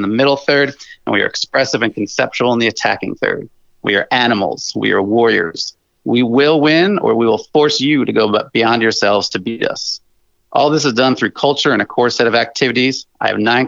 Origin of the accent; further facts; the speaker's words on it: New Jersey, United States; moved away as an adult; now in upstate New York, United States; I was born and raised in New Jersey for 30 years, but I now reside in upstate New York